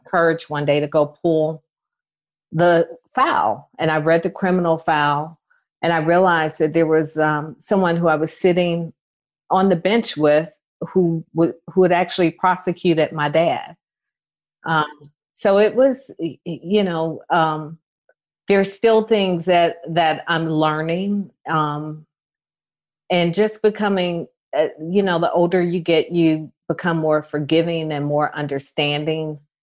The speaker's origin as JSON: {"language": "English", "town": "Atlanta", "region": "Georgia", "country": "United States", "tie": "born or raised there", "said": "growing up in Atlanta"}